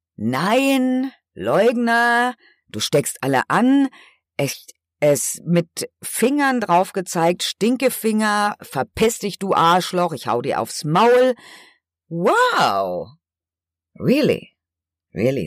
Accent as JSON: {"language": "German", "country": "Germany", "tie": "born or raised there", "said": "dass ich hier geboren bin"}